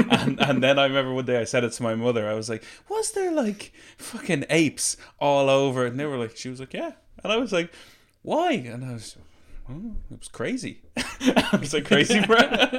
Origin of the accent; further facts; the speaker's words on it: Portlaoise, Leinster, Ireland; I'm from Port Leash